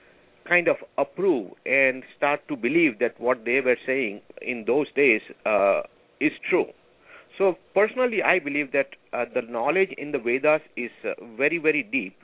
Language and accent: English; India; English is a second language; moved away as an adult; also born or lived in Alaska / Oregon / California; now in Los Angeles, United States; I am originally from India. I have lived in the United States for the last 30 years.